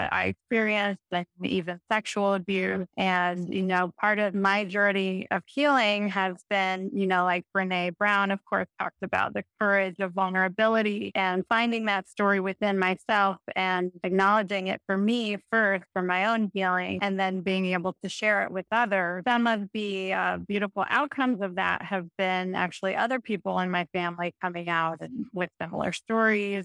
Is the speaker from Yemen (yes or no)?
no; Brazil; So this was in Brazil